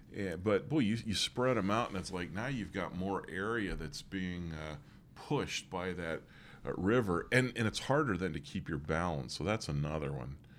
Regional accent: Morris, Pennsylvania, United States; moved away; where we used to live, uh, growing up near Morris, Pennsylvania

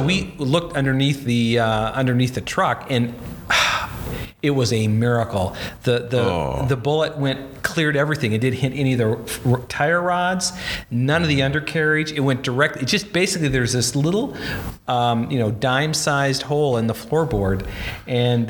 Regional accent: Bismarck, North Dakota, United States; moved away; my hometown, Bismarck, North Dakota

